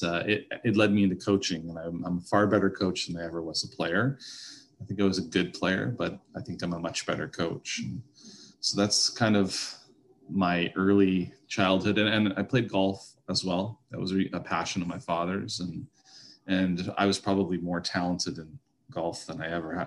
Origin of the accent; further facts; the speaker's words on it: Toronto, Ontario, Canada; I grew up in the Toronto area in North York.